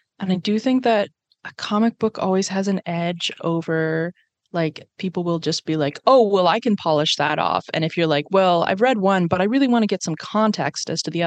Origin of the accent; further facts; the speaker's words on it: Nova Scotia, Canada; I'm from Nova Scotia?